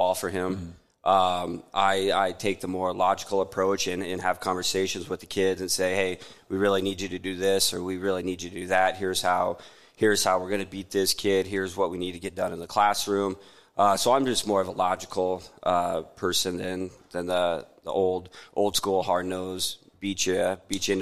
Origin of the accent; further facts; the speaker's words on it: Tekamah, Nebraska, United States; I'm from Tecama, Tecama Herman.